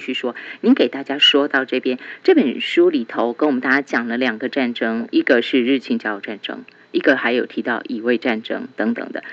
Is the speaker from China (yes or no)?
no; Taiwan; 我是台湾人